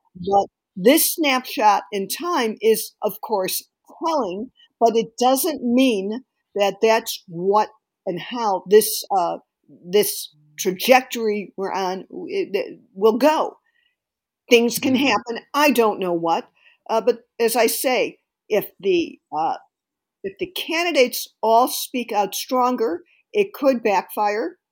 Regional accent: Illinois, United States; my home state of Illinois

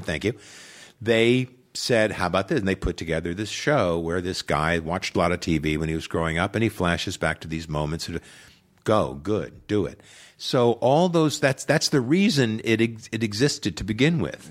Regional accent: Long Island, New York, United States; I grew up on Long Island, New York

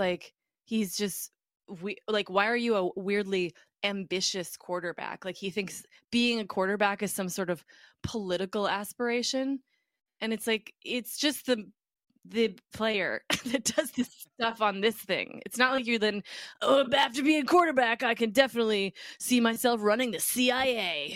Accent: Minneapolis, Minnesota, United States; moved away as an adult; also born or lived in New York; when I was growing up in Minneapolis

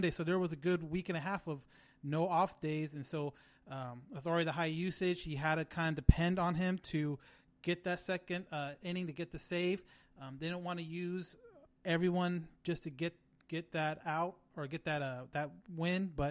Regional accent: California, United States; We're we're from California.

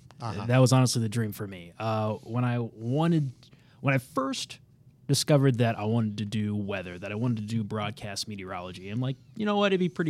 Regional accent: Kansas City, Missouri, United States; I am from Kansas City, Missouri.

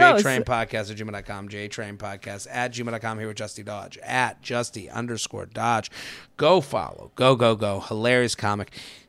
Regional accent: United Kingdom; I'm a Brit, but my dad and his side of the family are French.

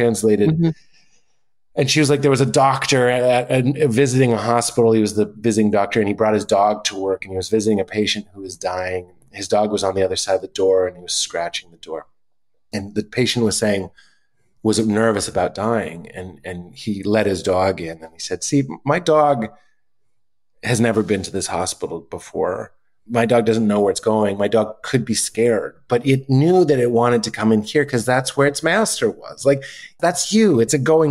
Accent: Boston, Massachusetts, United States; We're both from Boston, the Boston area

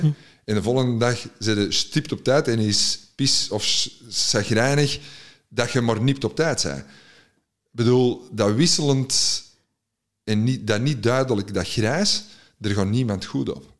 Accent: Antwerp, Flanders, Belgium; als Antwerpenaar in Gent

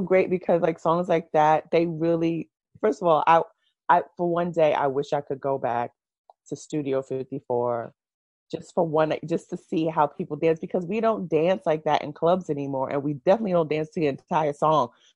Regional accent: New York City, New York, United States; I was born in Brooklyn, New York. Mm-hmm. I've lived in New York my entire life.

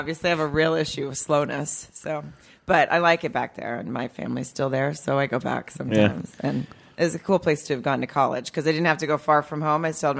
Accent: Farmington, Arkansas, United States; Arkansas. It's a town called Farmington, right outside of Fayetteville.

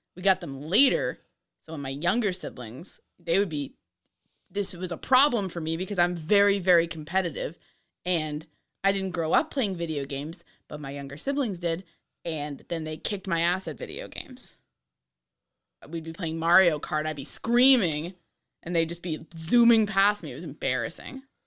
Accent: New York, United States; I'm from New York.

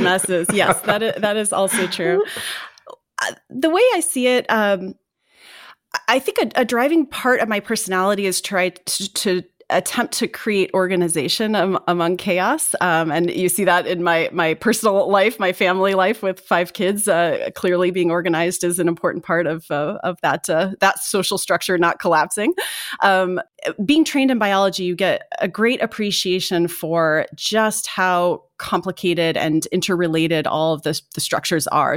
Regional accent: Indiana, United States; I grew up in Indiana

